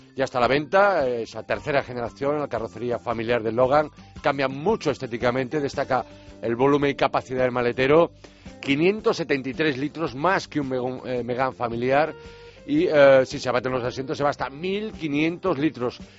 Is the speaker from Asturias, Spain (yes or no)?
no; Galicia, Spain; por mi tierra, por Galicia